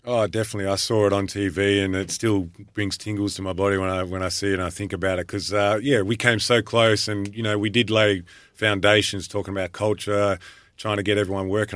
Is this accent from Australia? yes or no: yes; Frankston, Victoria, Australia; Growing up in Frankston, I never thought I'd learn Italian